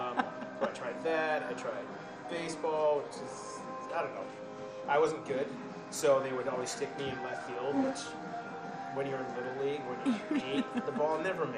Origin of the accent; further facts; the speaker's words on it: Framingham, Massachusetts, United States; also born or lived in Boston; I was born in Boston at the St. Elizabeth's Hospital in Brighton. My mom's from Brighton. My dad's from Connecticut, but he moved up here when he was in his 20s. I grew up in Framingham.